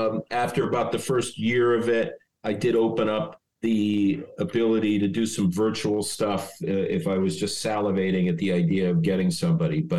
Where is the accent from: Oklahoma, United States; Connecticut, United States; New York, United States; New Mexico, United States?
Connecticut, United States; Stamford; moved away; also born or lived in Dayton, Ohio; I grew up in Stamford, Connecticut.